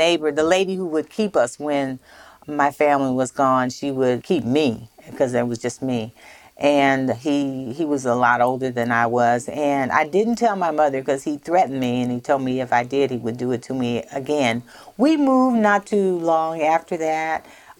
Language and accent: English; Minden, Louisiana, United States; also born or lived in San Francisco; when I moved from San Francisco to the South, to northern Louisiana, I didn't know that I was a colored child.